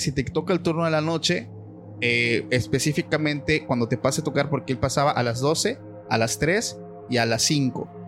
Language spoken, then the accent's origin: Spanish; Mexico; aquí en mi país